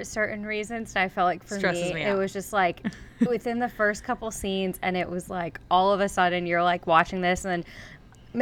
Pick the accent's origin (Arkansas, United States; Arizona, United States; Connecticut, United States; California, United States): Arizona, United States; growing up in Arizona, there were lots of pool parties